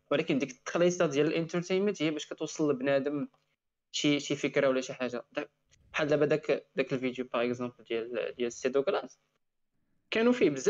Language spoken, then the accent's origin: Arabic; Morocco